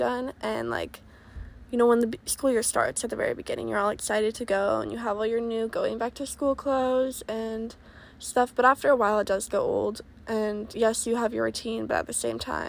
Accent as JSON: {"language": "English", "region": "Oregon", "country": "United States", "moved": "as an adult", "said": "I'm originally from Oregon"}